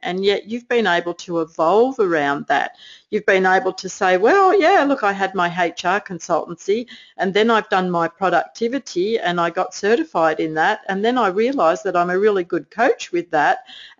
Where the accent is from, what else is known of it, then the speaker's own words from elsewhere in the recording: New Jersey, United States; I'm just from New Jersey.